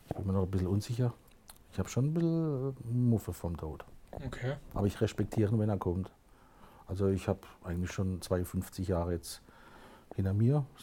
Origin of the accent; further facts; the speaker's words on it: Aue, Baden-Württemberg, Germany; Also Heimat im Großen und Ganzen ist Baden-Württemberg, das ist schon mal meine Heimat. Und dann richtet man das ein bisschen kleiner, das Aue, wo ich herkomme. Das ist meine Urheimat, da, da bin ich auf die Welt gekommen.